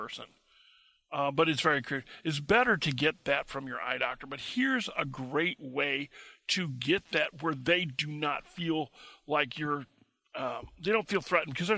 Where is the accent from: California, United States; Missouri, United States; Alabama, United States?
Missouri, United States; I'm from Missouri